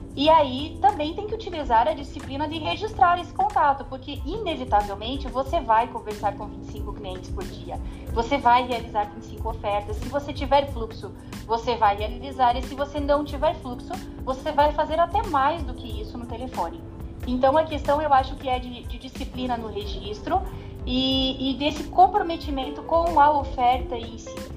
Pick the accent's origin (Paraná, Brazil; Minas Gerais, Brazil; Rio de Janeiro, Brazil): Paraná, Brazil; accent: Paranaense; Eu sou aqui uma paranaense super raiz, né? Com um sotaque que não tem como disfarçar